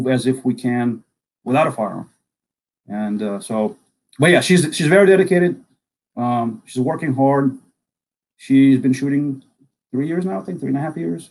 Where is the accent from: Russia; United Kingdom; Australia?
Russia; Samara, Samara Oblast; English is a second language; moved away as an adult; now in United States; I was born and raised in a city called Samara, or Kuybyshev was the old Soviet name